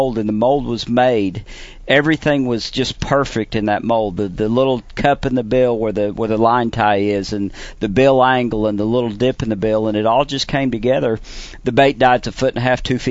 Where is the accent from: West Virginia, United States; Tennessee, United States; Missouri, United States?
Missouri, United States; Table Rock Lake; growing up on Table Rock, I mean, I started throwing a wigglewort when I was 6-7 years old